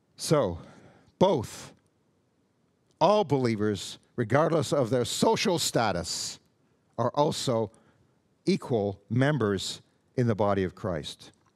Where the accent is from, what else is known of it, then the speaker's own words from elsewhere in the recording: Canada; I'm Canadian. I am not an American